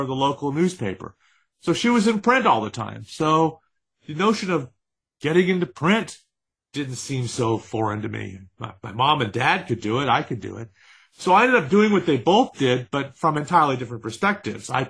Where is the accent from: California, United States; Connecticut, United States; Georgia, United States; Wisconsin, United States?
California, United States; San Francisco; My father was a television anchorman where I grew up in San Francisco